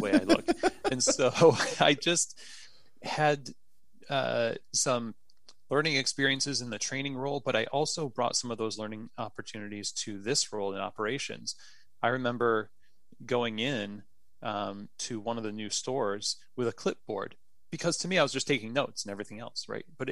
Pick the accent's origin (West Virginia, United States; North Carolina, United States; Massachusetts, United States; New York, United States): New York, United States; moved away as an adult; now in Louisville, United States; I'm a New Yorker